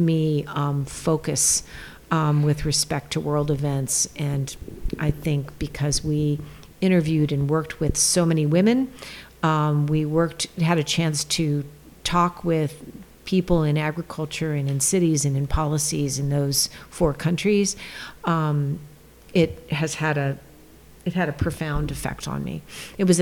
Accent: California, United States; also born or lived in Maine / New York; I'm a Californian, born and raised

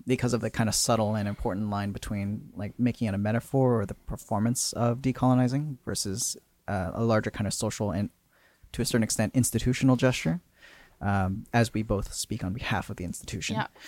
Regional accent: Port Coquitlam, British Columbia, Canada; I grew up in Port Coquitlam

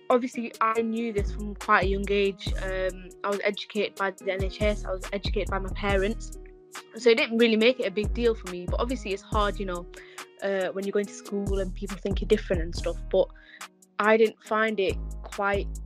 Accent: Pakistan; because I'm an albino Pakistani, so it's quite different. So, um, obviously, I'm Pakistani

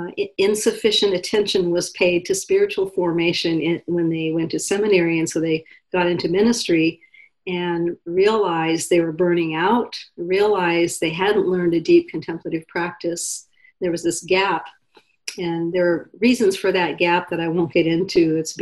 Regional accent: Pacific Northwest, United States; also born or lived in Alaska; But I didn't grow up here. I grew up mostly in the Pacific Northwest and Alaska. So Oregon, Washington, Montana is not in the Pacific Northwest.

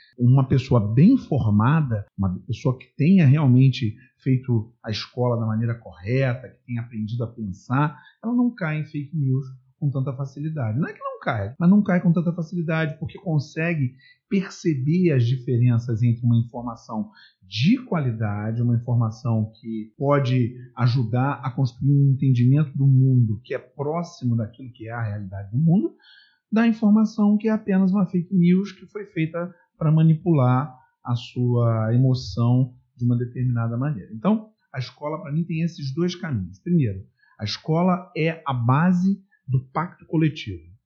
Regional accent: Brazil; now in Niterói, Brazil; eu nasci no Brasil, eu vivo no Brasil, sempre vivi no Brasil.

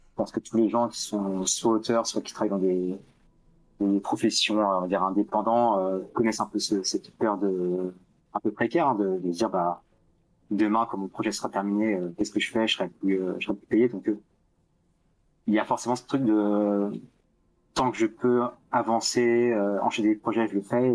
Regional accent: France; un petit français

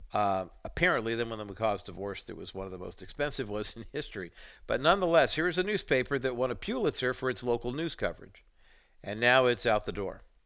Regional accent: Whittier, California, United States; also born or lived in Orange County, California; being a young boy growing up in Whittier, California, and then moving to Orange County

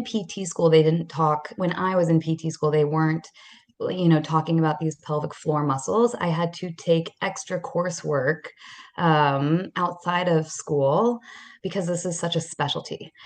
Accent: Atlanta, Georgia, United States; also born or lived in Israel / Maryland / New York; So I am originally from Atlanta. I grew up here

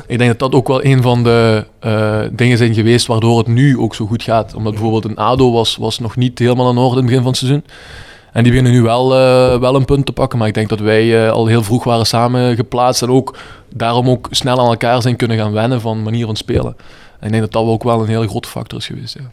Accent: Bree, Flanders, Belgium; ik ben in Bree geboren

